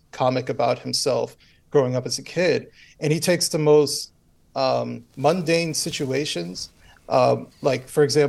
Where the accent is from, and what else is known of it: United States